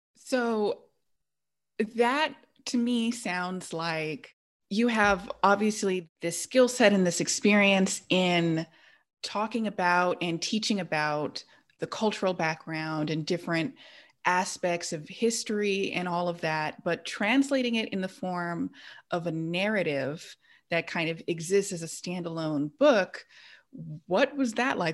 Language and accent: English; Los Angeles, California, United States; I grew up in the South Bay and I call a lot of the area L